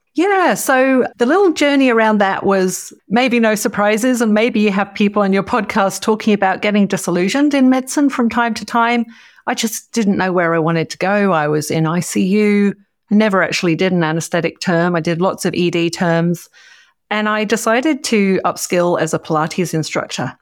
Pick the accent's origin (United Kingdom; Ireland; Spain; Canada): United Kingdom; Cambridge, East of England; now in Orange, Australia; I grew up in the U K. I grew up in Cambridge